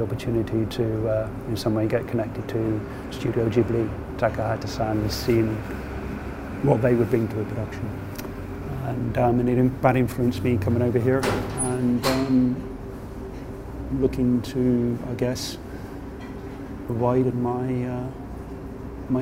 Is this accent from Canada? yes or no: no; United Kingdom; moved away as an adult; now in Japan; I am a British animator